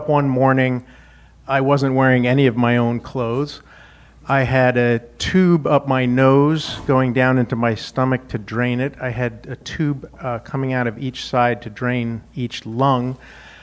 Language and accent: English; Wyoming, United States; moved away as an adult; also born or lived in Indiana; I grew up in Wyoming